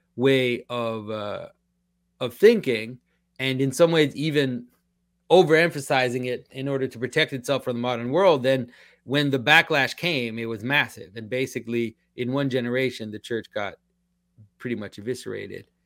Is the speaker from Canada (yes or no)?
yes; Quebec, Canada; first language French; English is a second language; I'm from Quebec, so I'm French Canadian. French is my first language.